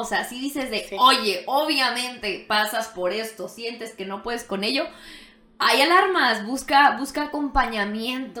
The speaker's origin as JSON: {"language": "Spanish", "country": "Mexico", "said": "nosotros, no sé si como mexicanos o como latinos"}